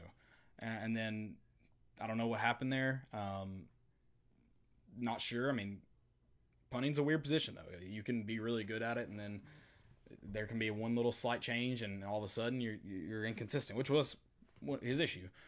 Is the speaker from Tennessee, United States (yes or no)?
yes; East Tennessee, United States; growing up in East Tennessee, high school football special